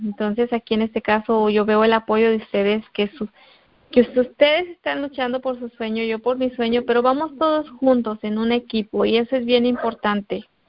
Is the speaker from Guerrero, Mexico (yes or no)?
yes; Guerrero, Mexico; moved away; yo soy de, del estado de Guerrero, de México, estado de Guerrero